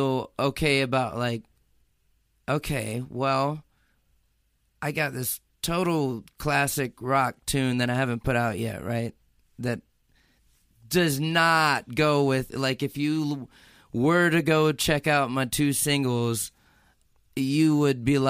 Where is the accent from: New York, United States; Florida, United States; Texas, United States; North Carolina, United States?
Florida, United States; now in Nashville, United States; I am totally that Floridian.